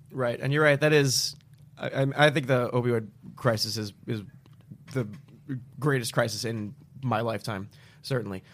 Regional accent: New Jersey, United States; moved away; I'm from Jersey originally

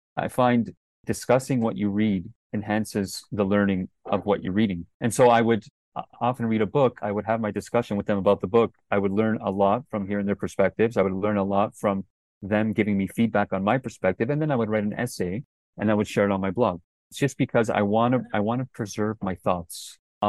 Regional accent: Toronto, Ontario, Canada; moved away as an adult; now in China; I was born and raised in Toronto, Canada

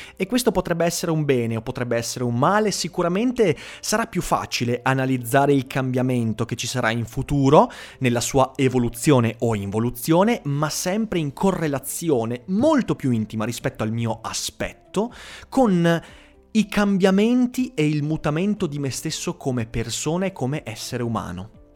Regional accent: Veneto, Italy; accent: Venetian (cadenza veneta); la mia cadenza veneta

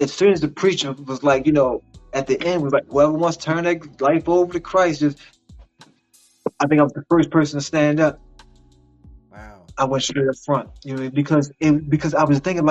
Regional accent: Baltimore, Maryland, United States; I'm from Baltimore, Maryland. That's where I was born and raised.

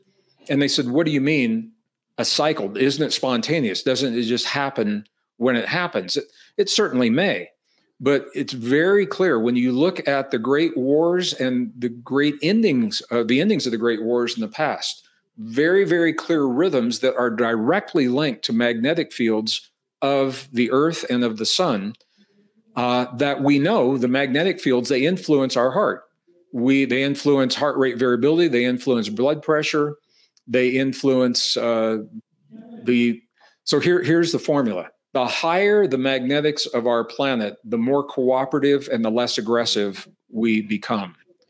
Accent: Midwest, United States; I said I was born and raised in the Midwest. In terms of weather, it's called Tornado Alley in the Midwest. Iowa, Missouri, Arkansas, you get these tornadoes in the summer.

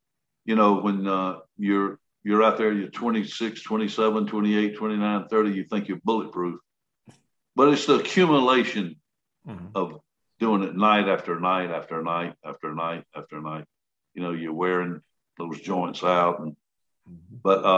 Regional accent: Columbus, United States; I'm going to put you in Columbus. I said, okay. Hit my hometown right here.

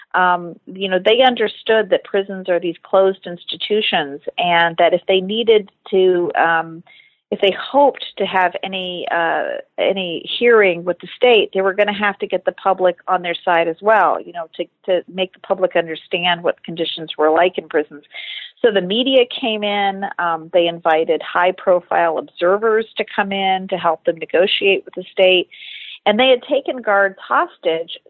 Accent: Detroit, Michigan, United States; I was a uh, kid growing up in Detroit, uh, Michigan, in the 80s

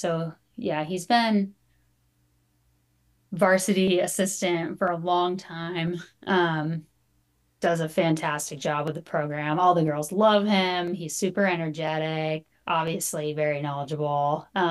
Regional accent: Santa Monica, California, United States; I grew up like Santa Monica, Pacific Palisades area.

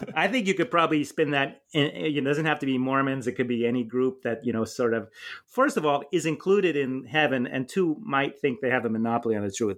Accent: California, United States; I grew up in California and I was a Boy Scout

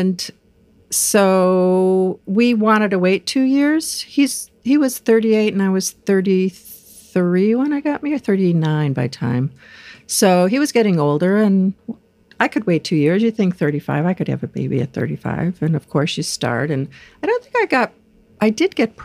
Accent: Rochester, New York, United States; now in California, United States; I'm from upstate New York, Rochester, New York, where our big family comes from originally

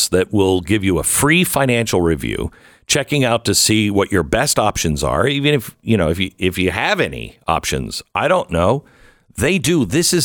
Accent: Mount Vernon, Washington, United States; moved away; also born or lived in Seattle area; I grew up in Washington State. I grew up in Mount Vernon

